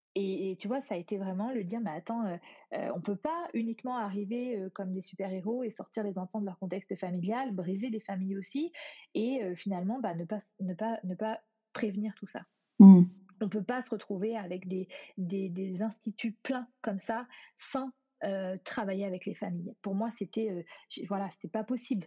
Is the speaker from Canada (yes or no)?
no; France; moved away as an adult